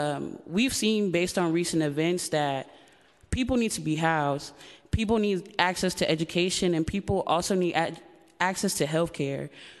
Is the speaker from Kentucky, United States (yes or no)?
no; San Francisco, California, United States; I was born and raised in District 10